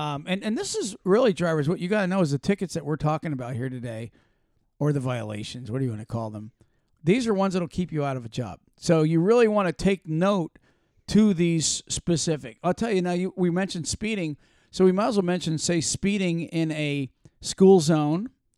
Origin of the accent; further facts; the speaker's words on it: Florida, United States; Well, you know, like Stark and Waldo, Florida, right? Because we're from Florida.